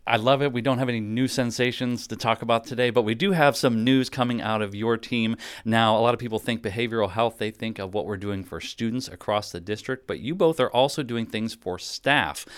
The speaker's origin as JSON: {"language": "English", "town": "Pittsburgh", "region": "Pennsylvania", "country": "United States", "tie": "born or raised there", "said": "Growing up in Pittsburgh, my dad listened to country music on the radio"}